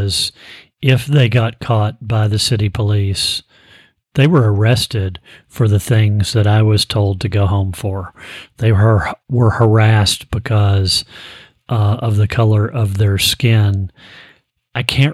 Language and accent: English; Frankfort, Kentucky, United States; I grew up in Frankfort, Kentucky.